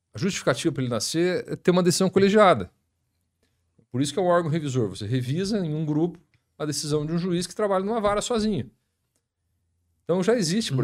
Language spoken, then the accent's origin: Portuguese; Maringá, Paraná, Brazil; also born or lived in Curitiba; Mas eu nasci em Maringá, estudei aqui a, a vida escolar toda até o terceiro colegial.